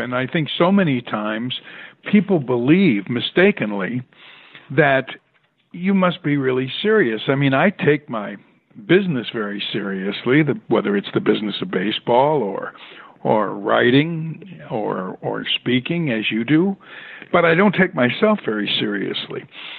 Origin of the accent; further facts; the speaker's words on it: Tucson, Arizona, United States; born there; So I was born in Tucson, Arizona